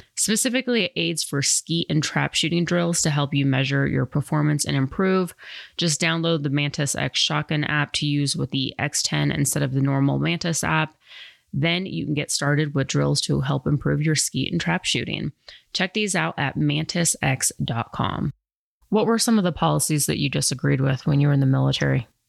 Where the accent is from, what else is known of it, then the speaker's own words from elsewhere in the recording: Colorado, United States; also born or lived in New York City; growing up in Colorado where there wasn't like that many different ethnicities